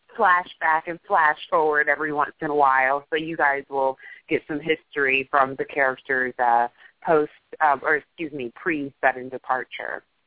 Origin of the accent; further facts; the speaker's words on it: New York City, New York, United States; born and raised in New York, a, a, a Manhattanite through and through